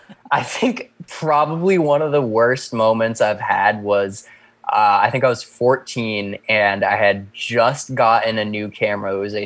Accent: Shutesbury, Massachusetts, United States; I was born and raised in Shutesbury.

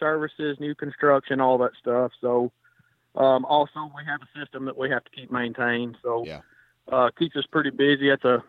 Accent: Dyersburg, Tennessee, United States; I'm from Dyersburg, Tennessee.

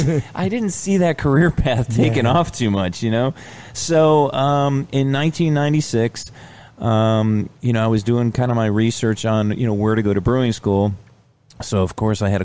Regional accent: New Britain, Connecticut, United States; moved away as an adult; also born or lived in Lake Mary, Florida; now in Georgia, United States; I grew up in New Britain, Connecticut

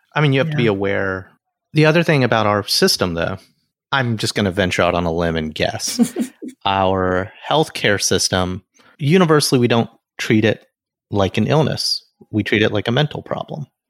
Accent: Alabama, United States; moved away; I grew up in the South

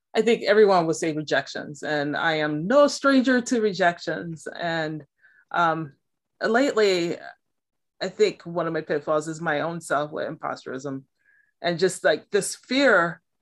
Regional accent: Milwaukee, Wisconsin, United States; now in Massachusetts, United States; I was born and raised in Milwaukee, Wisconsin

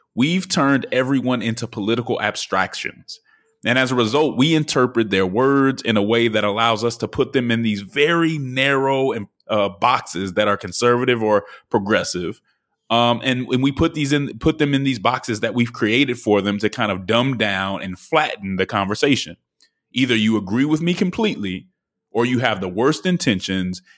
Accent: Denver, Colorado, United States; moved away; the city of Denver, which is my hometown.

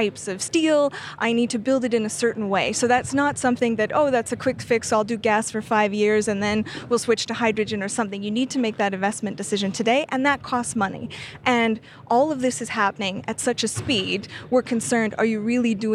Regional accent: Canada; I'm Canadian.

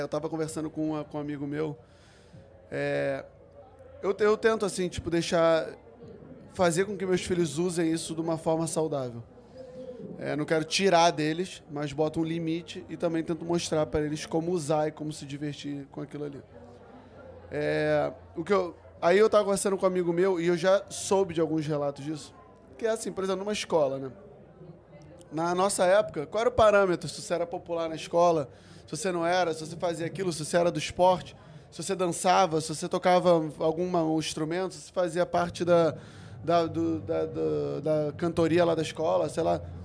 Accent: Rio de Janeiro, Brazil; Eu fui criado na Curicica, eu tinha que pegar Kombi todo dia pra ir pra praia

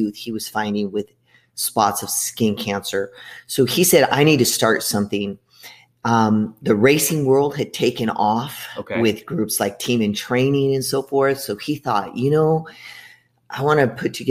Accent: El Paso, Texas, United States; also born or lived in Mesa, Arizona; now in Gilbert, United States; I was actually born in El Paso, Texas, moved to Mesa, which is right next to Gilbert, in 1978

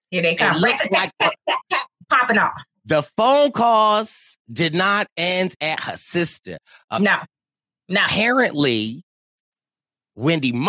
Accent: Athens, Georgia, United States; I'm from Athens. I'm from Athens too.

